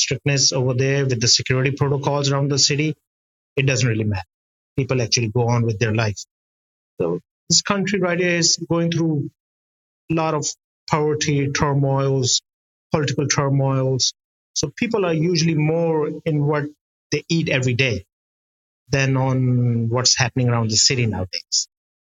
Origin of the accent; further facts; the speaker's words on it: Karachi, Sindh, Pakistan; I'm from Pakistan, from a city called Karachi, on the south side of the city, where I'm located